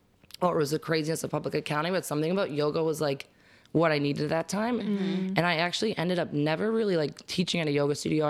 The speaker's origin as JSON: {"language": "English", "town": "Wakefield", "region": "Massachusetts", "country": "United States", "tie": "born or raised there", "said": "I grew up in Wakefield"}